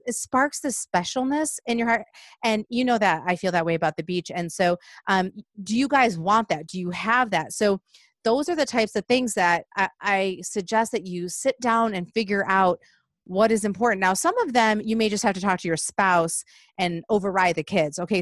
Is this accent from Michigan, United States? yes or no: yes; Michigan, United States; moved away; growing up in Michigan